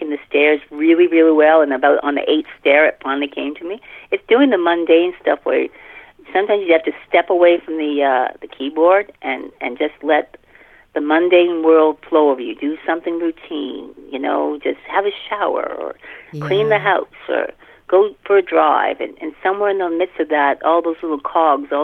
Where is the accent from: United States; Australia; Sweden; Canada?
Canada; I'm Canadian, so I watch Canadian TV